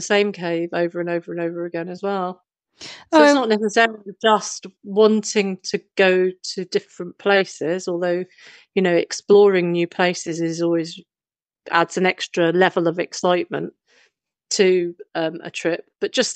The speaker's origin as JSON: {"language": "English", "region": "London", "country": "United Kingdom", "tie": "born or raised there", "said": "I grew up in London"}